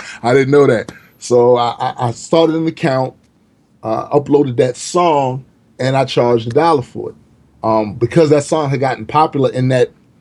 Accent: Baltimore, Maryland, United States; I'm from Baltimore, man. Like, you don't get that kind of love usually from your hometown

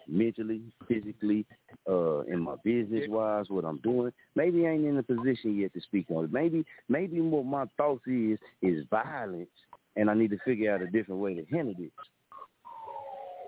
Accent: Muskogee, Oklahoma, United States; moved away as an adult; I watch my hometown

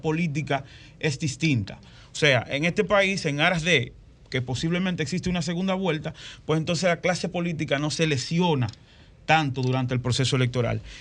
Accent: San Cristóbal, Dominican Republic; al lado donde yo nací, que es el sector de Villa Valdés en San Cristóbal

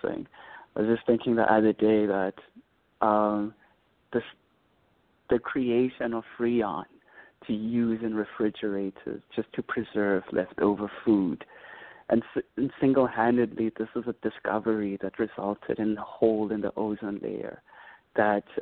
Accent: Bhisho, Eastern Cape, South Africa; as a child, you know, growing up in Bishor

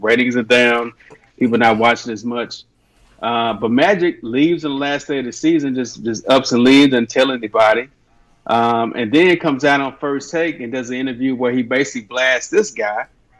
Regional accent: Dallas, Texas, United States; everybody knows, I'm from Dallas.

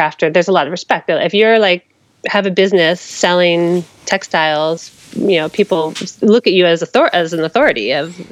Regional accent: United States; moved away as an adult; now in Berlin, Germany; I'm American, and so is my entire family

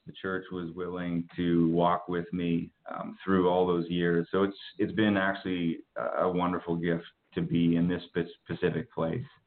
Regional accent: Winnipeg, Manitoba, Canada; I'm from Winnipeg. I'm a Canadian.

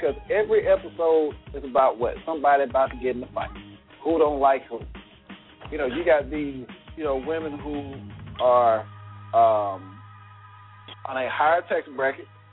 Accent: Columbus, Ohio, United States; we're from Columbus

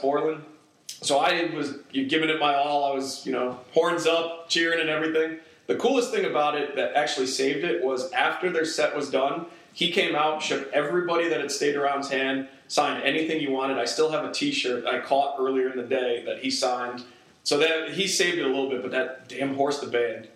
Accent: the North, United States; moved away; I'm from the North

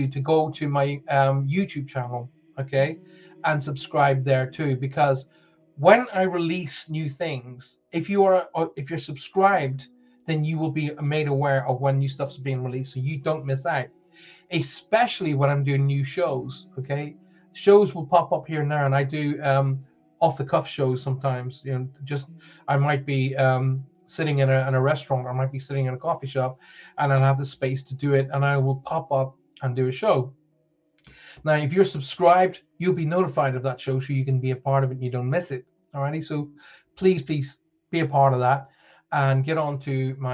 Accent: Northern Ireland, United Kingdom; accent: Northern Ireland; my Northern Ireland accent

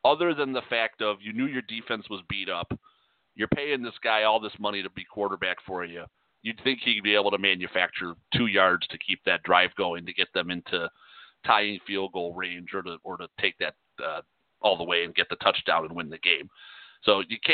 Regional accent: Chicago, Illinois, United States; we're both from Chicago

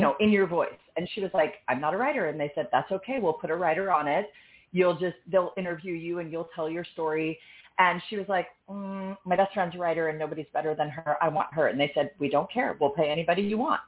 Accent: New York City, New York, United States; now in Austin, United States; I'm from New York uh, born, you know, in the city. I lived there again in my 20s. Now I live in Austin

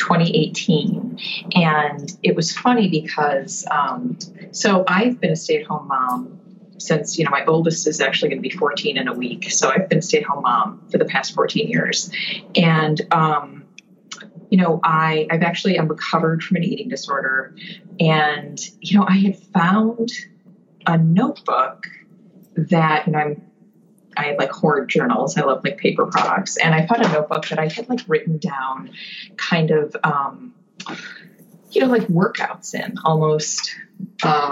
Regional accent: a suburb of Milwaukee, Wisconsin, United States; now in Concord; I grew up in a suburb of Milwaukee, Wisconsin

